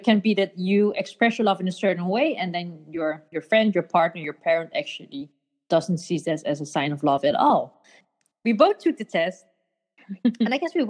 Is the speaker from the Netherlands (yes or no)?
yes; Netherlands; moved away as an adult; now in Copenhagen, Denmark; these not so rich, but crazy Asians, growing up in Holland, raised with Asian values and beliefs